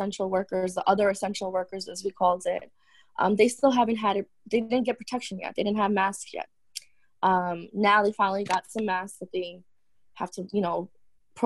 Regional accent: New York City, New York, United States; we're from Queens, New York, and initially this was a hot zone out here, especially where we live.

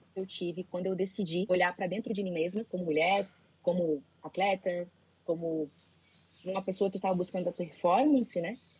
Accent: Florianópolis, Santa Catarina, Brazil; now in Balneário Camboriú, Brazil; eu moro em Balneário Camboriú, sou de Florianópolis, mas moro em Balneário Camboriú

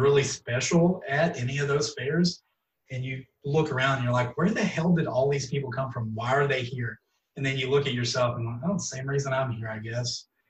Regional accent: Texas, United States; born or raised there

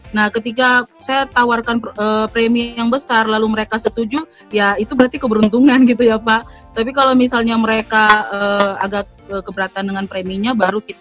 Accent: Papua, Indonesia; saya menggunakan bahasa yang mudah mereka pahami karena kami di Papua kan dengan dialek dialek kami

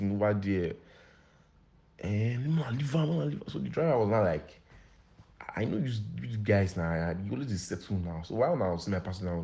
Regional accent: Akoko-Edo, Nigeria; I'm from Akoko Edo

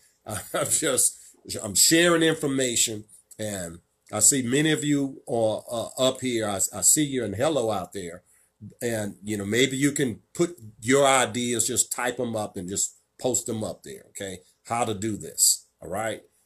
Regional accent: Virginia, United States; my home state of Virginia

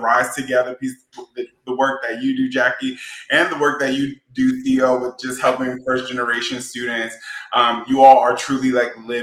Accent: New Orleans, Louisiana, United States; moved away as an adult; also born or lived in Natchitoches, Louisiana; now in Los Angeles, United States; Born and raised in New Orleans

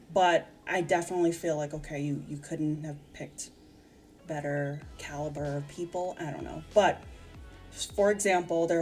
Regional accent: United States; as an American

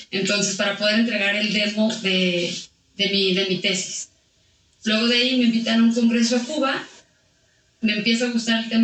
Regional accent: Aguascalientes, Mexico; pues mira, este, mi familia viene de Jalisco, eh, pero yo soy de aquí de Aguascalientes.

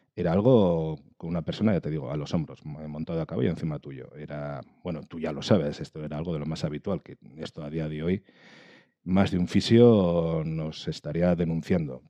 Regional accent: Galdakao, Basque Country, Spain; soy chaval de Galdácano en su momento, pues con seis años para siete

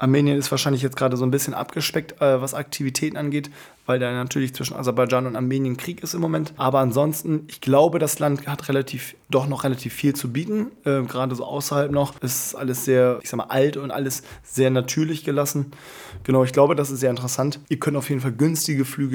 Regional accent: Germany; ich komme aus ähm, Deutschland

